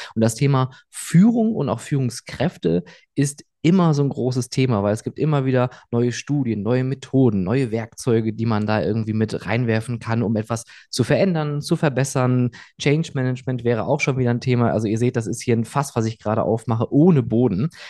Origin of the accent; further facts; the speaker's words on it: Rhineland, Germany; moved away; in meine Heimat eher ins äh, Rheinland